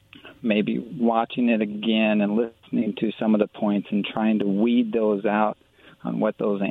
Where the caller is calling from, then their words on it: Yakima, Washington, United States; I call in from Yakima.